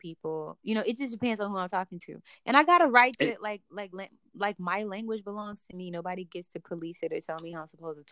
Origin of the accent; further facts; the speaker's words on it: Chicago, Illinois, United States; I grew up between like the suburbs and extreme hoods in Chicago